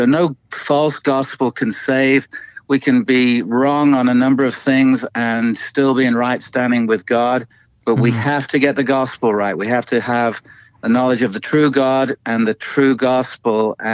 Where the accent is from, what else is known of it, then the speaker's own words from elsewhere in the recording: Chester, North West England, United Kingdom; now in Phoenix, United States; I'm from Chester in England, but now here in the Valley of the Sun, Phoenix, Arizona